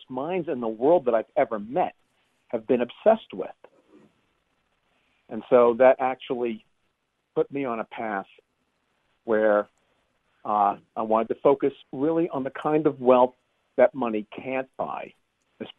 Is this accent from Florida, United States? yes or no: no; Long Island, New York, United States; moved away; also born or lived in San Francisco area; I grew up on Long Island